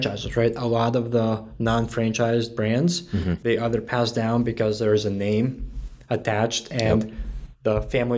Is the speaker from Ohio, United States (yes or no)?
no; Connecticut, United States; moved away as an adult; now in Raleigh, United States; I'm from Connecticut